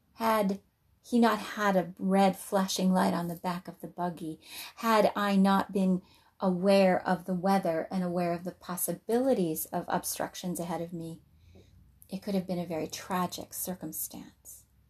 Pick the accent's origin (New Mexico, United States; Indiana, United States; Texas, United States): New Mexico, United States; Albuquerque; also born or lived in Uncompahgre Valley, Colorado / Colorado Springs, Colorado; now in Wisconsin, United States; I grew up in Albuquerque